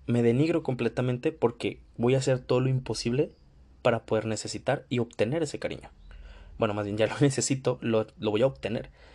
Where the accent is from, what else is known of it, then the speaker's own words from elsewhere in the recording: Mexico; yo soy de México